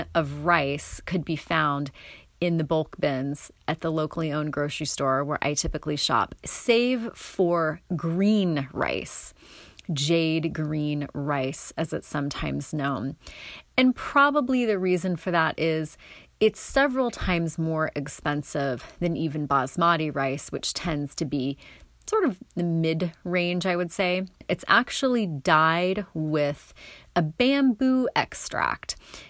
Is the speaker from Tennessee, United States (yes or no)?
no; Coos Bay, Oregon, United States; My mom and I happened to be eating at a bistro in Coos Bay, where I grew up on the South Coast.